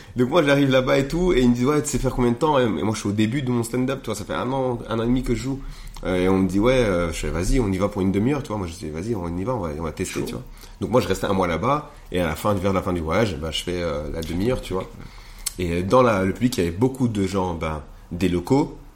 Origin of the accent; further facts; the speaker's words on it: Rwanda; also born or lived in Montreal; now in Belgium; je suis pas congolais, je suis rwandais